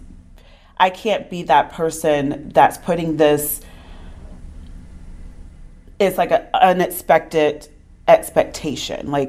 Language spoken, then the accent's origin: English; Concord, North Carolina, United States; I was born in Concord, North Carolina.